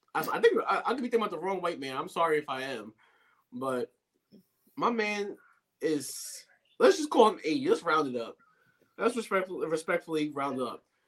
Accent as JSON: {"language": "English", "region": "New York", "country": "United States", "said": "I'm a New Yorker"}